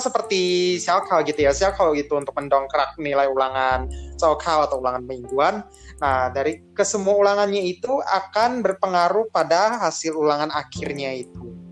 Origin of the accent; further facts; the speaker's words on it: Jakarta, Indonesia; gua orang Jakarta